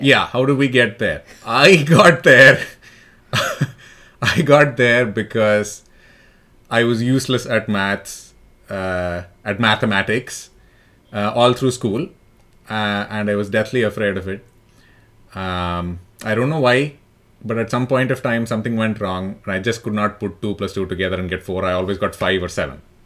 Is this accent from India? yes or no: yes; Delhi, India; also born or lived in Chennai; I'm from Delhi. I did a lot of my schooling and college there, but I was born in Madras.